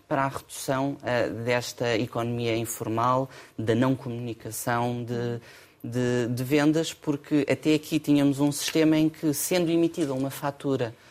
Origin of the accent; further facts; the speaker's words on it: Portugal; Somos portugueses. Temos sempre a saudade connosco.